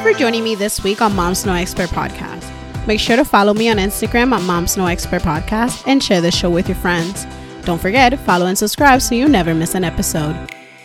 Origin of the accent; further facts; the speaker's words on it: Puerto Rico; now in United States; growing up in the island, I was very mischievous